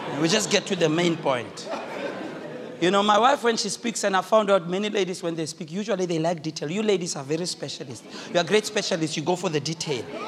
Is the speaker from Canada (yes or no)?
no; South Africa; I speak as a South African